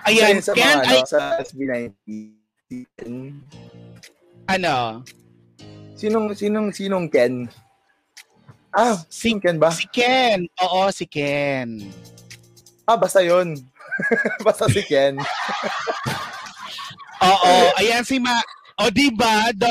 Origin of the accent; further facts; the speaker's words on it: Central Visayas, Philippines; Yes, taga Cebu ako.